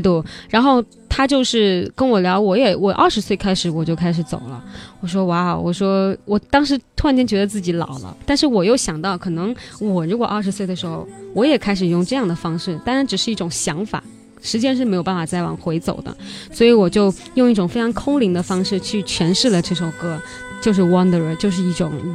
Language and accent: Chinese; Li River, Guangxi, China; moved away as an adult; also born or lived in Beijing; 我是来自于美丽的漓江湖畔